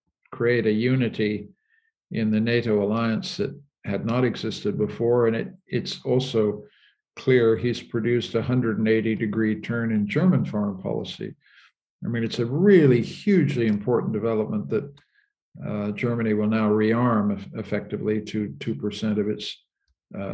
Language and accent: English; Canada; My country, I'm a Canadian, my country, Canada